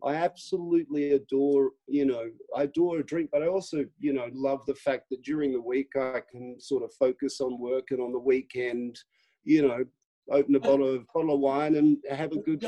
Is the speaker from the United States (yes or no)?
no; Melbourne, Victoria, Australia; now in United Kingdom; I grew up in Melbourne in a very sort of middle class um, existence